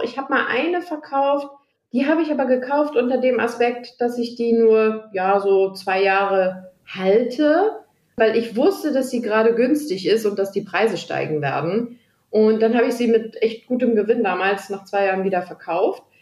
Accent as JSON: {"language": "German", "country": "Germany", "said": "bei uns in Deutschland"}